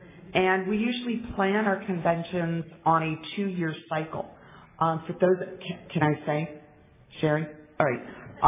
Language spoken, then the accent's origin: English; East Coast, United States; because I'm from the East Coast, heat, you know, I melt